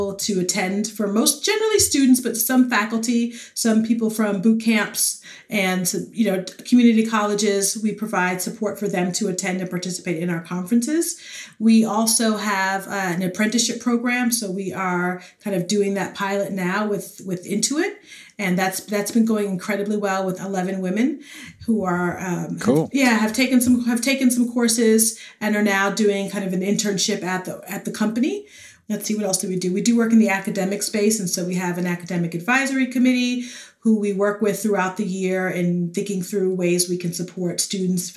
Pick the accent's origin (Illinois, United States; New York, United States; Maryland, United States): New York, United States; New York City; moved away; also born or lived in North Carolina / Dallas-Fort Worth, Texas; I grew up in the Bronx, New York.